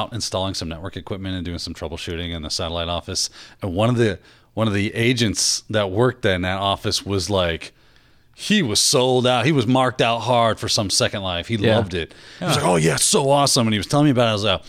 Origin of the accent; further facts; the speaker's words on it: Florida, United States; we are from Florida.